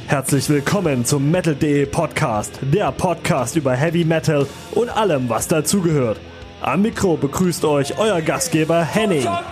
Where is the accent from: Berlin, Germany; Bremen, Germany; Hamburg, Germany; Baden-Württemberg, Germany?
Hamburg, Germany; als Hamburger